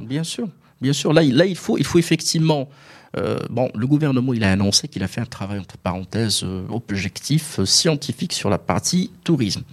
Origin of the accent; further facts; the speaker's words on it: Morocco; on est marocain, on est fier